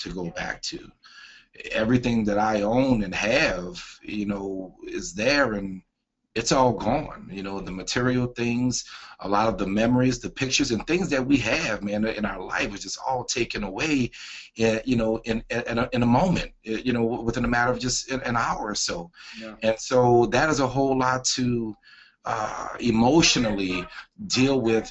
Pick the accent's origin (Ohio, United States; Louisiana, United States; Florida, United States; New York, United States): Louisiana, United States; New Orleans; I am from New Orleans, Louisiana, and yes, I was in New Orleans at the time when Hurricane Katrina hit the city.